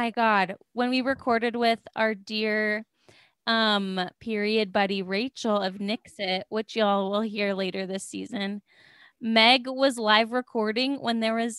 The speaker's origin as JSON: {"language": "English", "region": "California", "country": "United States", "said": "And I was like, I'm from California."}